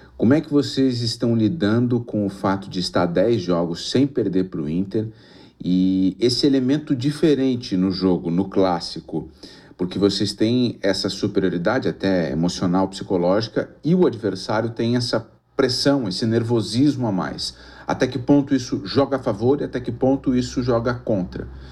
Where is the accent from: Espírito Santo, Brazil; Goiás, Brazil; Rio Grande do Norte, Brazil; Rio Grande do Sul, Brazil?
Rio Grande do Norte, Brazil; Areias; moved away; also born or lived in Natal, Brazil; lá na minha cidade, lá onde eu nasci, Areias